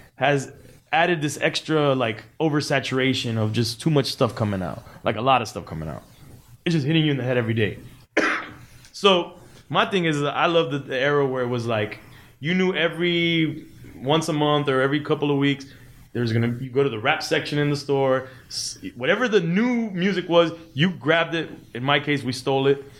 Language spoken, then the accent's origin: English; Miami, Florida, United States; we're from Miami